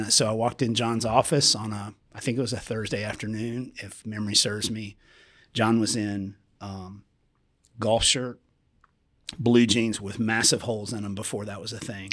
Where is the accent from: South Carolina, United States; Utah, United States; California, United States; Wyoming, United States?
South Carolina, United States; Columbia; I grew up in Columbia, South Carolina